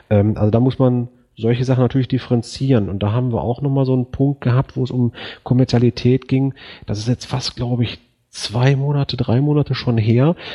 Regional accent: Förde, Germany; äh, ich komme aus Förde, das sind mal eben 250 Kilometer entfernt.

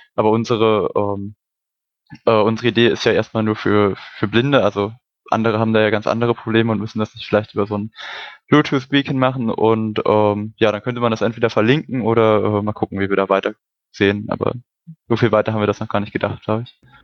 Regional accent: Brandenburg, Germany; moved away as an adult; now in Hamburg, Germany; Also ich bin auch gerade erst nach Hamburg oder im September nach Hamburg gezogen, komme ursprünglich aus Brandenburg

